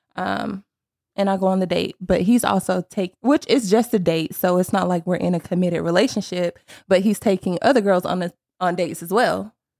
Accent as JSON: {"language": "English", "town": "Sanford", "region": "North Carolina", "country": "United States", "moved": "as an adult", "lives_now": "Charlotte, United States", "said": "I am from Sanford, North Carolina."}